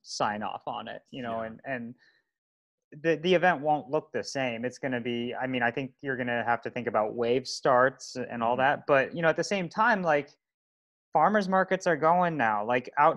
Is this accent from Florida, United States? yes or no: no; Colorado, United States; growing up in Colorado riding dirt